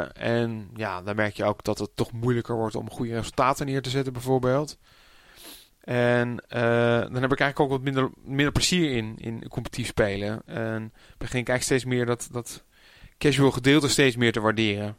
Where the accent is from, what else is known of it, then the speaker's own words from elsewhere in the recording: Amsterdam, North Holland, Netherlands; also born or lived in Purmerend; ik ben eigenlijk eh, opgegroeid in, in, geboren in Amsterdam. Maar ik heb nog een tijdje in Purmerend gewoond.